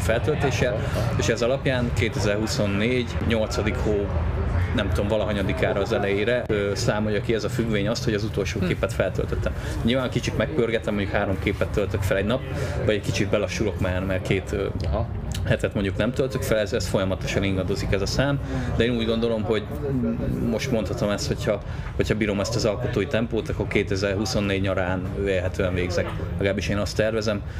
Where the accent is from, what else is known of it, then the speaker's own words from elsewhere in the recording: Debrecen, Hajdú-Bihar, Hungary; itt születtem, itt nőttem fel, itt jártam az iskoláimat, itt lakik a családom